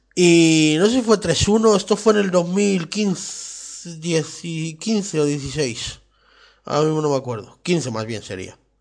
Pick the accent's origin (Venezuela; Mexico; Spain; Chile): Spain; somos españoles